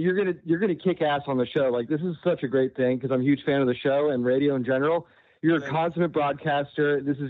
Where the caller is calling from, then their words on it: Orlando, Florida, United States; Hello, everyone. It's … calling in from Orlando, Florida.